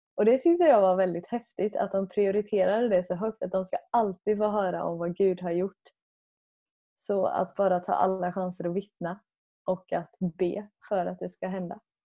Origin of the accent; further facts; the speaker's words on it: Sweden; som själv svensk